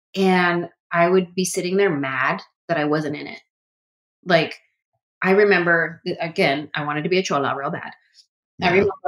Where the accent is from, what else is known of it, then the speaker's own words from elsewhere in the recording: San Jose, California, United States; Cause I was from San Jose